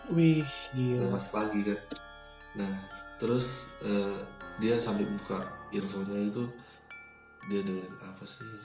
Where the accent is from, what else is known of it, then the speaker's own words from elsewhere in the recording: Semarang, Central Java, Indonesia; karena gue dari Semarang pindah ke tiga tuh hawanya udah dingin.